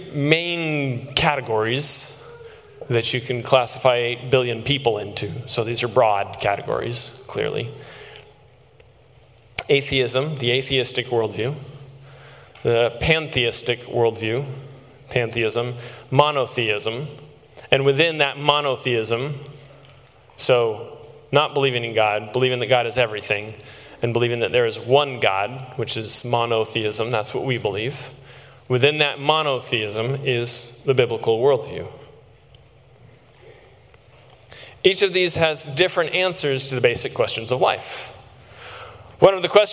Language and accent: English; Texas, United States; I grew up in Texas